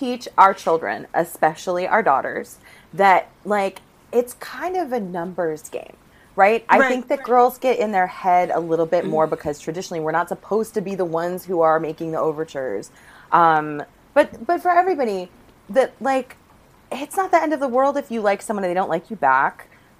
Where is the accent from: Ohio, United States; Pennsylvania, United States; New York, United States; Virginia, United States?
Virginia, United States; I grew up in a in Virginia